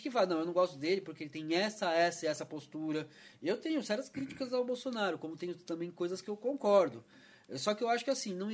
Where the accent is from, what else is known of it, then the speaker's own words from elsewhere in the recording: São Paulo, Brazil; now in Campinas, Brazil; eu vim de São Paulo, né?